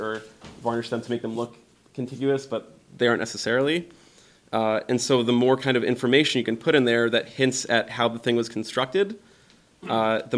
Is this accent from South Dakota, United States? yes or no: no; Tampa, Florida, United States; also born or lived in Pasadena, California; now in Seattle, United States; I grew up in Florida around Tampa Bay